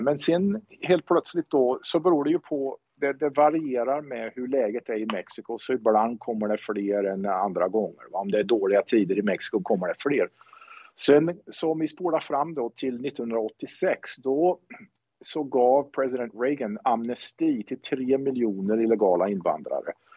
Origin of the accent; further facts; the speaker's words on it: Säffle, Värmland, Sweden; moved away as an adult; also born or lived in Karlskoga, Sweden / Karlstad, Sweden / Tempe, Arizona, United States; now in Arizona, United States; jag är född i Värmland, i Karlskoga, närmare bestämt. Men jag är uppväxt i Säffle, framför allt